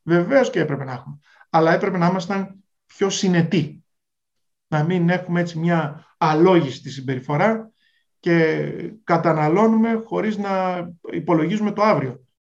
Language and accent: Greek; Greece; δουλεύαμε ως Έλληνες